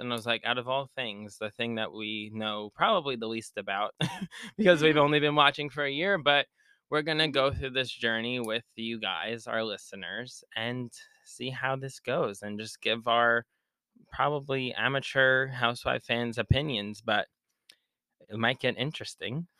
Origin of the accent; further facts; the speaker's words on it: Long Island, New York, United States; I'm from Long Island, New York.